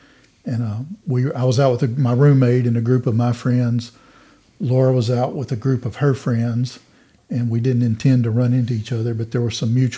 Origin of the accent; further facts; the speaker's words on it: Minden, Louisiana, United States; accent: North Louisiana; I'm originally from Minden in North Louisiana